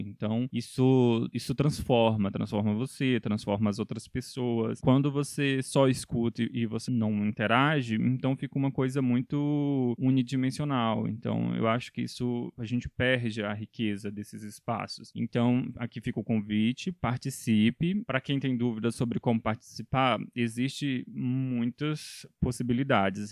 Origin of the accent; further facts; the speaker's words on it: Federal District, Brazil; eu sou daqui do Distrito Federal